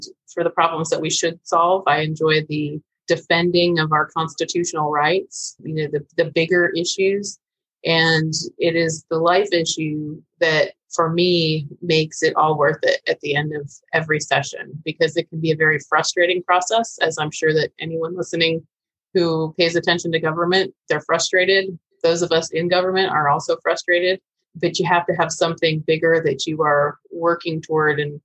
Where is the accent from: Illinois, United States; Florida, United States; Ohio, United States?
Florida, United States; Vero Beach; when I returned to Vero Beach, my hometown